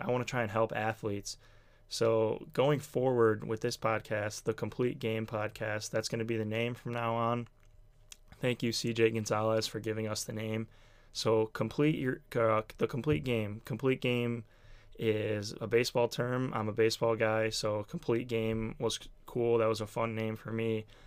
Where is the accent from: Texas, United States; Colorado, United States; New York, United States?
New York, United States; Buffalo; I'm from Buffalo, New York